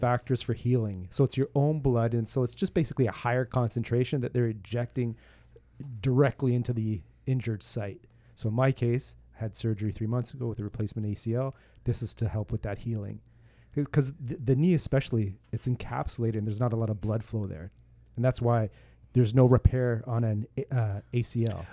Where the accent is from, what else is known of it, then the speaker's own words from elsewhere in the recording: Toronto, Ontario, Canada; now in Oakville, Canada; I grew up in Toronto and I now live in Oakville